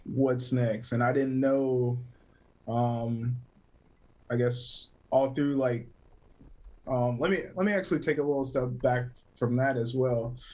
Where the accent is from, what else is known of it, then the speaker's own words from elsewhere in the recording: Greer, South Carolina, United States; also born or lived in Taylors, South Carolina; originally born and raised in South Carolina. Um, Greer, Greer to be exact, like Taylor's area